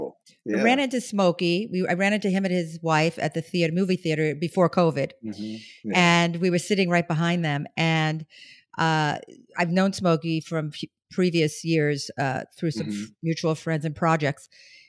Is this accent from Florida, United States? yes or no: no; New York, United States; now in Los Angeles, United States; I'm from New York. I'm from Brooklyn.